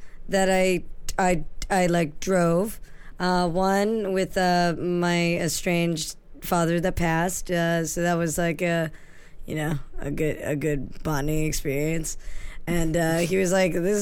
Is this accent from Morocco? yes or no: no; New Hampshire, United States; I grew up in New Hampshire